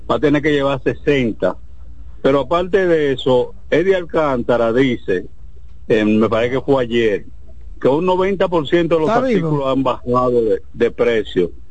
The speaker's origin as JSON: {"language": "Spanish", "country": "Dominican Republic", "said": "nosotros somos dominicanos todos."}